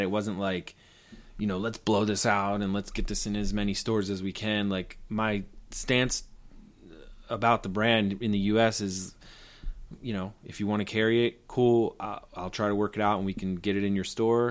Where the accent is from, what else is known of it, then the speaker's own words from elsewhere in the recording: Baltimore, Maryland, United States; moved away as an adult; also born or lived in Tokyo, Japan / New York City; I, I grew up in Baltimore